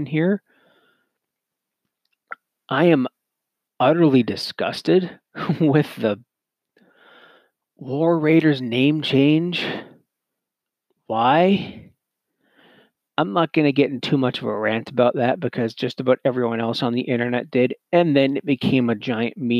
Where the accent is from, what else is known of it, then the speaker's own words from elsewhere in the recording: Canada; being a Canadian myself